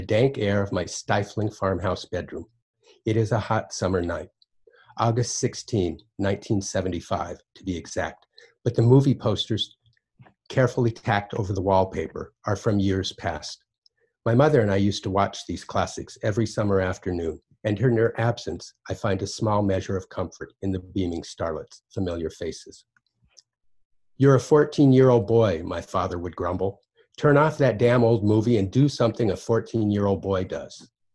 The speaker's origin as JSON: {"language": "English", "town": "Basin", "region": "Wyoming", "country": "United States", "tie": "born or raised there", "said": "at the time that I was growing up in Basin, Wyoming"}